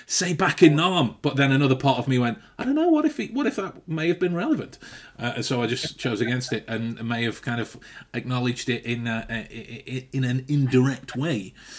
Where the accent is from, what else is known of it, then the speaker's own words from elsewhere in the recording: Stoke-on-Trent, West Midlands, United Kingdom; That's me loathing the fact that I'm from Stoke. And I want to work extra hard to make sure that I don't sound like I'm from there